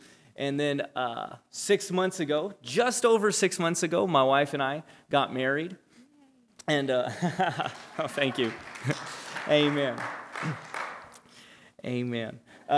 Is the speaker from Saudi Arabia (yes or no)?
no; Japan; I was born and raised in Japan. My parents are missionaries. They've been missionaries for 37 years.